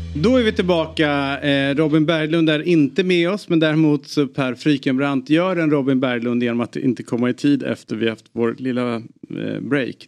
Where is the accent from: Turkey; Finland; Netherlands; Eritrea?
Eritrea; mitt, land, mitt födelseland